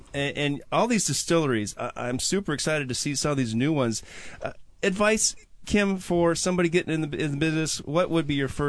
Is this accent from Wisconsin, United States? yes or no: yes; Wisconsin, United States; I'm from Wisconsin.